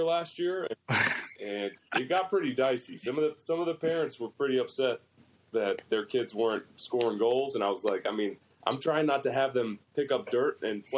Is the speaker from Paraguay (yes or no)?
no; Scotland, United Kingdom; moved away; I was born in Scotland, and I still have, like, you know, aunts, uncles, cousins, nieces, you know, all kinds of family up there